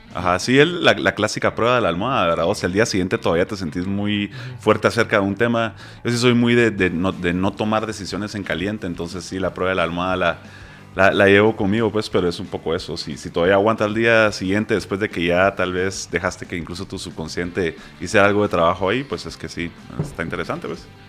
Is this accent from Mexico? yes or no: no; Guatemala; en Guate porque soy de Guate